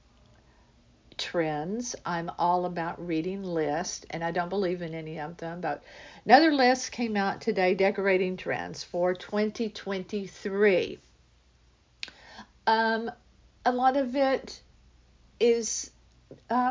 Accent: United States; we as Americans

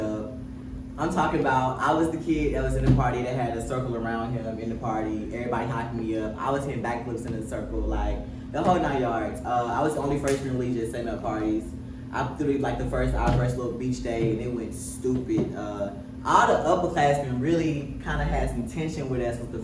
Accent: Cochran, Georgia, United States; moved away as an adult; also born or lived in Savannah, Georgia; I went back to my hometown. I'm from Coffin, Georgia, 229. Super small town

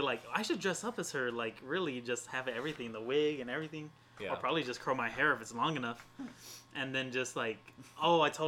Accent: Pecos, Texas, United States; also born or lived in Huntsville, Texas; I'm from Pecos, Texas

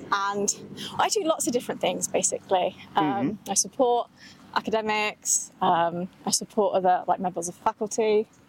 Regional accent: Leicester, East Midlands, United Kingdom; also born or lived in County Durham; now in Coventry, United Kingdom; I was born in Leicester.

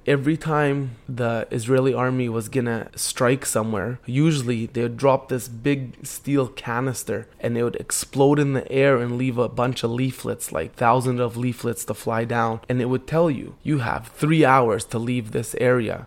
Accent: Canada; I'm born and raised in Canada

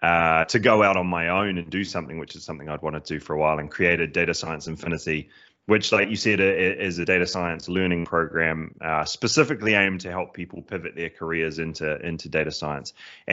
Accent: New Zealand; accent: cross between British and Kiwi; So I am originally from New Zealand, which is why there's a bit of an odd accent there, a bit of a cross between British and Kiwi there.

